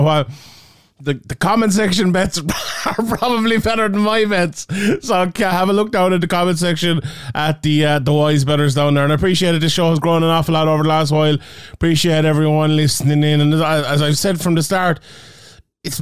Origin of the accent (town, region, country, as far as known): Ireland